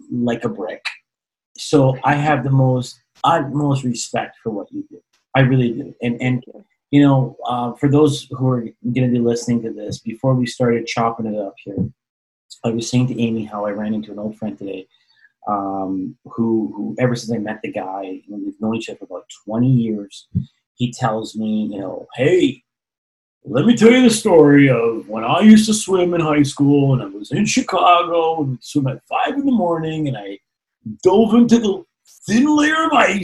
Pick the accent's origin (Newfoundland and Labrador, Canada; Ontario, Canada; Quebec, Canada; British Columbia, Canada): Ontario, Canada; Toronto; moved away; I grew up in Toronto, Canada, and we used to have so much snow back in the day